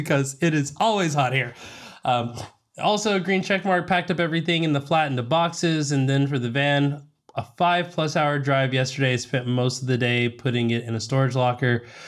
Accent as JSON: {"language": "English", "region": "Southern", "country": "United States", "accent": "Southern", "moved": "yes", "said": "My Southern accent will peak out from time to time"}